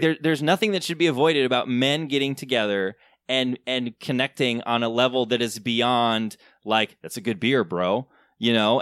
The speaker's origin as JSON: {"language": "English", "region": "Southern Michigan", "country": "United States", "tie": "born or raised there", "said": "I grew up in Southern Michigan in a very conservative, uh, very kinda evangelical world."}